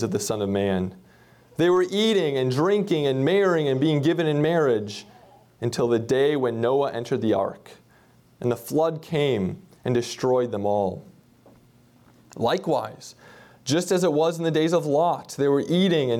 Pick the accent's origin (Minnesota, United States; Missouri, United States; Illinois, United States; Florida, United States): Minnesota, United States; moved away; I grew up in Minnesota, and my parents still live in central Minnesota